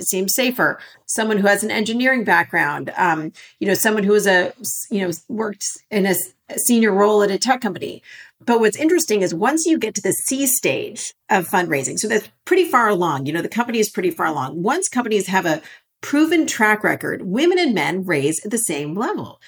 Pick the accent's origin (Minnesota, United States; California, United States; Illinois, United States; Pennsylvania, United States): California, United States; Los Angeles; I grew up in Los Angeles.